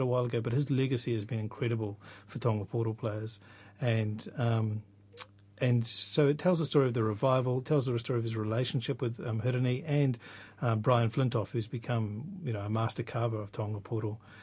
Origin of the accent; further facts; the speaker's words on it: Tokoroa, Waikato, New Zealand; also born or lived in Rotorua / Whakatane; I was born in Rotorua and uh, and lived there for a few years before moving to Whakatane and eventually to Tokoroa, where I did most of my growing up.